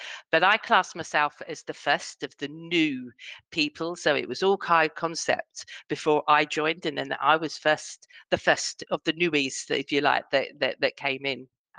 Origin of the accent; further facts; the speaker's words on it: Harefield, London, United Kingdom; So I was born in Harefield, which is a very, very small, it's not even a town, a village. Okay. That's what you, when I was 16, I moved to London and spent most of my adulthood in London.